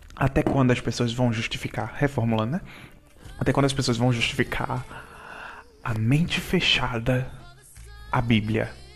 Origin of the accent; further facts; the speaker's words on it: Manari, Pernambuco, Brazil; moved away; eu sempre vou voltar para Manari, que é a, a cidade, na, minha cidade natal.